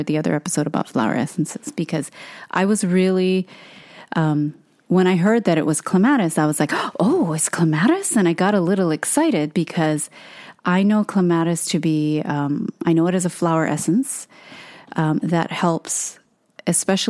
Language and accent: English; Hawaii, United States; moved away; born and raised in Hawaii